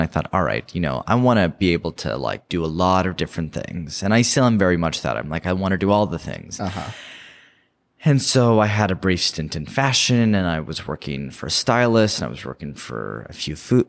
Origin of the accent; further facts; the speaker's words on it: Bay Area, California, United States; moved away; growing up in the Bay Area.